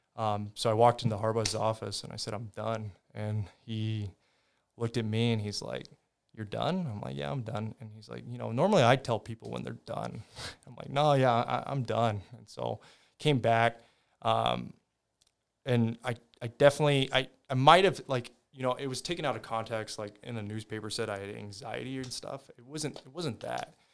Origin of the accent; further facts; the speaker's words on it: Ames, Iowa, United States; also born or lived in California; I grew up in California, though, for my first, uh, until I was eight, but my dad was from Iowa. He was from Ames. Um, and then my grandma got Alzheimer's, so we moved to, to Ames.